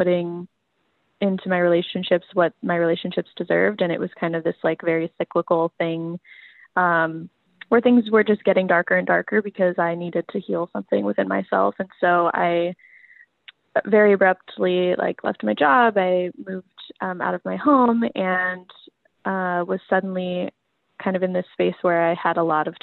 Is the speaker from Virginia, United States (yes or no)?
no; Las Vegas, Nevada, United States; now in Seattle, United States; I grew up in Vegas, so you know, those 100 degree summers